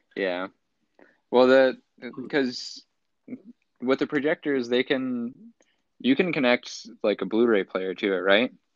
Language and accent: English; Central Coast, California, United States; moved away as an adult; now in Los Angeles, United States; in my hometown